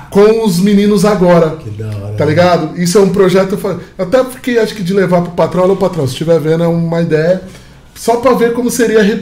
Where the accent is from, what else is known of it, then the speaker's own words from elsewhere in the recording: São Paulo, Brazil; Se você pega um moleque lá do interior de São Paulo, que nem eu vim do interior de São Paulo